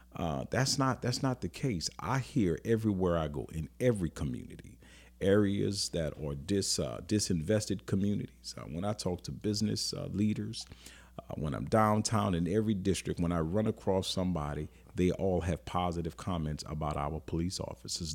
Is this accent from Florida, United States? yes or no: no; New Orleans, Louisiana, United States; I grew up in New Orleans